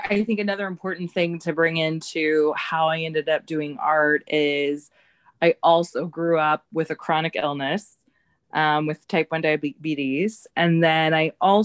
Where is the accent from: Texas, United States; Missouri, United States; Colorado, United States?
Missouri, United States; St. Louis; moved away as an adult; also born or lived in Kansas City; now in Chicago, United States; I born and raised in the Midwest. I grew up in St. Louis